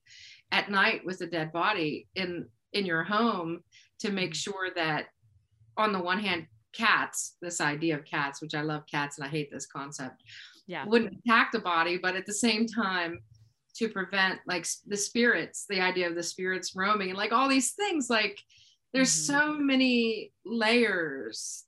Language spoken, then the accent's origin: English; Moundsville, West Virginia, United States; now in Wheeling, United States; I grew up in Moundsville, West Virginia